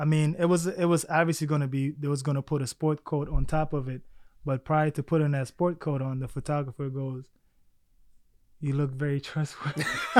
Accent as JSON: {"language": "English", "country": "South Sudan", "tie": "born there", "also_born_or_lived": "Egypt / Baltimore, United States", "said": "I was born in South Sudan now. Back then it was Sudan. Lived in Egypt for about maybe 3 years. Then from Egypt, my family relocated to Baltimore, Maryland, of all places."}